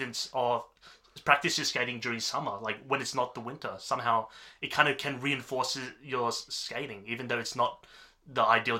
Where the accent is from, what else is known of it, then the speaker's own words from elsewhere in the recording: Canberra, Australian Capital Territory, Australia; I was born in Canberra.